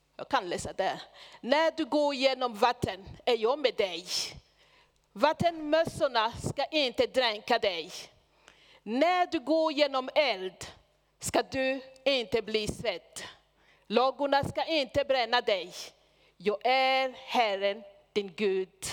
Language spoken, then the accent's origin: Swedish; Burundi; Swedish is a second language; moved away as an adult; also born or lived in Hedemora, Sweden; now in Sweden; alla tre vi kom från Burundi.